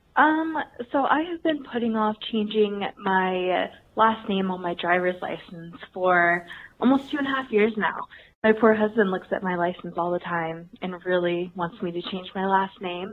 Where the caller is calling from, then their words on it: California, United States; I'm calling from California